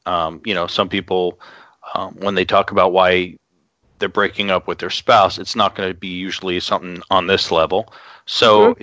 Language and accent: English; Long Island, New York, United States; growing up in Long Island, New York